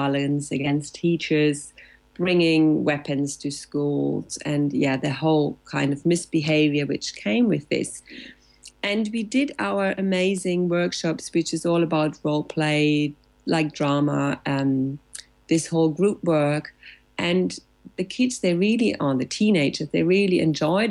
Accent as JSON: {"language": "English", "country": "Germany", "also_born_or_lived": "Latin America", "second_language": "English", "moved": "yes", "lives_now": "Barcelona, Spain", "said": "I'm in Spain, in Barcelona, located since 11 years now, almost, yes, after having lived a couple of years in Latin America, but I'm originally from Germany."}